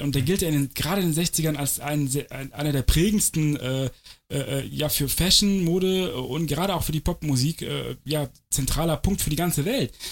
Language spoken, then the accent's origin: German; Cologne, North Rhine-Westphalia, Germany; moved away; Ich komme aus Köln ursprünglich